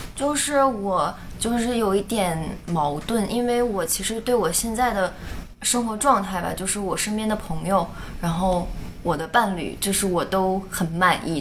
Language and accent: Chinese; China; now in Toronto, Canada; 小时候是在国内长大，但是之后就来到国外生活